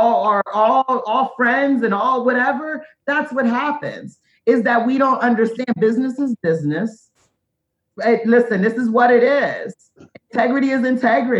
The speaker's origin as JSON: {"language": "English", "town": "Hagerstown", "region": "Maryland", "country": "United States", "tie": "born or raised there", "also_born_or_lived": "Baltimore", "said": "I'm born and raised in Hagerstown"}